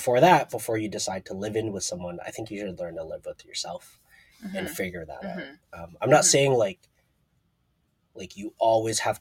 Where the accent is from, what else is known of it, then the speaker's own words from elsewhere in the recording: Toronto, Ontario, Canada; moved away as an adult; now in Seattle, United States; growing up in Toronto